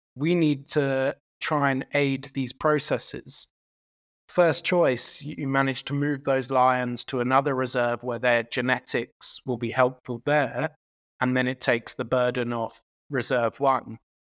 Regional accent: United Kingdom; now in South Africa; I'm actually Irish and British

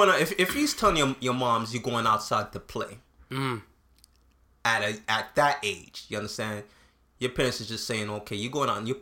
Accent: Canada; even though I grew up in Canada, and not to say that there's no racism here

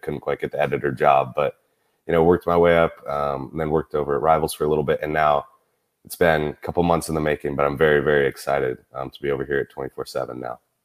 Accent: Bozeman, Montana, United States; moved away as an adult; now in Auburn, United States; I'm originally from Bozeman, Montana

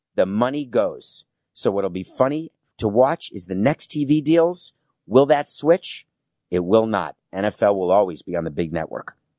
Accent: United States; as an American

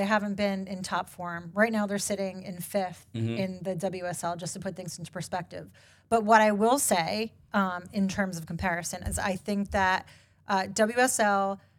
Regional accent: New York, United States; I'm from New York.

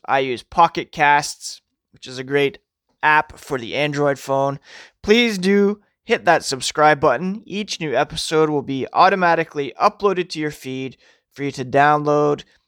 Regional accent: Toronto, Ontario, Canada; I was born in Toronto. I live an hour west of Toronto.

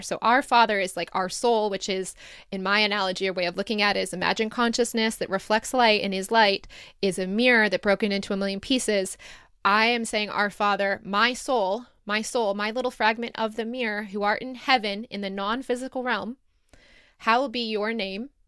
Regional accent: Detroit area, Michigan, United States; moved away as an adult; also born or lived in Ann Arbor, United States / Sydney, Australia; going back to where I started, or forty-five minutes away from where I started

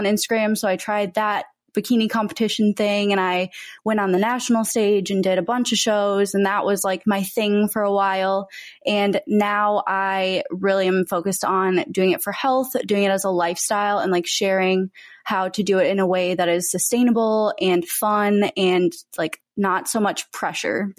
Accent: Minnesota, United States; moved away as an adult; also born or lived in Texas; now in Los Angeles, United States; I was born and raised in Minnesota, but I currently live in Los Angeles

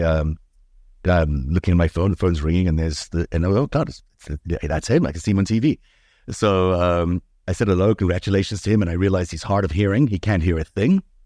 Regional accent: Johannesburg, Gauteng, South Africa; English is a second language; also born or lived in Jaffa, Israel / New York City, United States / Los Angeles, United States; now in Toronto, Canada; South Africa was an interesting place to grow up

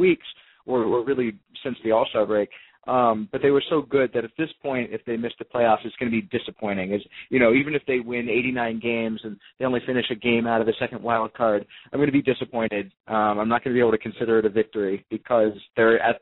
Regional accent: Monterey, California, United States; I grew up in the Monterey area mostly, and in California.

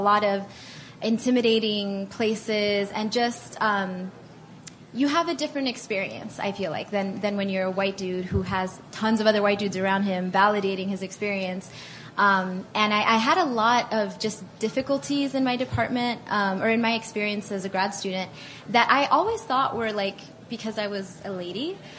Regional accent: Miami, Florida, United States; moved away as an adult; also born or lived in Atlanta; I grew up in Miami, so a lot of Hispanic people.

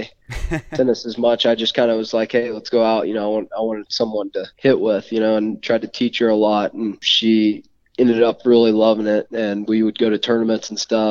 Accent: Calhoun, Georgia, United States; growing up in Calhoun, there's so many Georgia fans

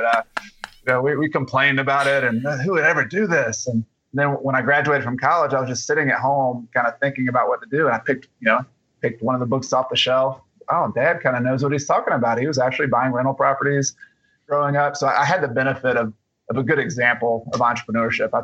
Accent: Atlanta, Georgia, United States; now in South Carolina, United States; I was originally from Atlanta to Georgia, and I moved to South Carolina.

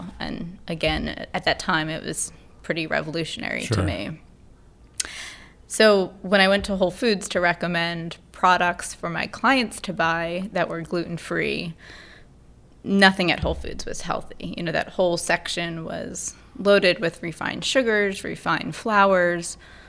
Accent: Pennsylvania, United States; Outside of Philadelphia.

